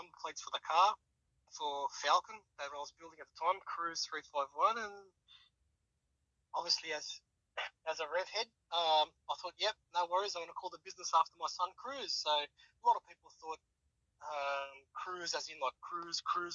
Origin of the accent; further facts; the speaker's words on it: Sydney, New South Wales, Australia; now in Wollongong, Australia; I grew up in Sydney